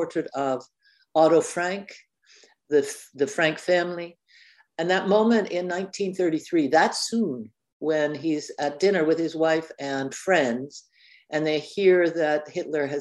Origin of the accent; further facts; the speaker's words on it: Canada; I'm known as a Canadian author